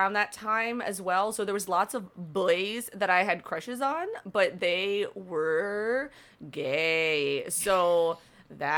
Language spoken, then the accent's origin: English; Florida, United States; I'm from Florida